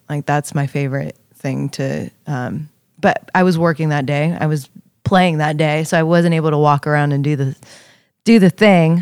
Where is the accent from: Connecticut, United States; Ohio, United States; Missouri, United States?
Ohio, United States; Youngstown; I'm from Youngstown